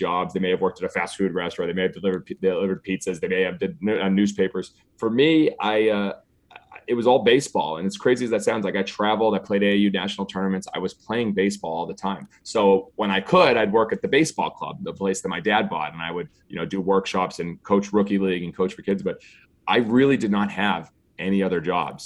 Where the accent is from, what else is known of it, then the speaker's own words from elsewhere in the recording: Scituate, Massachusetts, United States; I grew up in a little tiny town, Scituate, Massachusetts, about 7,000 people, a little beach coastal town in the South Shore of Massachusetts.